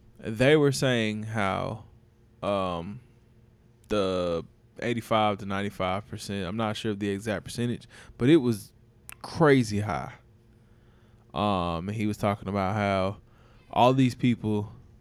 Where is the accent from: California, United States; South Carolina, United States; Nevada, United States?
South Carolina, United States; Spartanburg; I'm from Spartanburg, and like a few of my classmates, like we really went to high school together